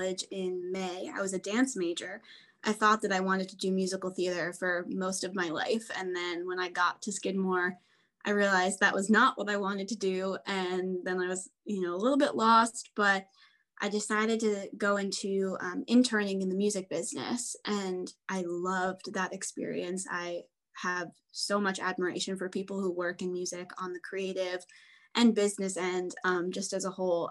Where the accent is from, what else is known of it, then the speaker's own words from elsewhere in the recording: United States; I'm from the New York, New Jersey area. So I grew up going into New York City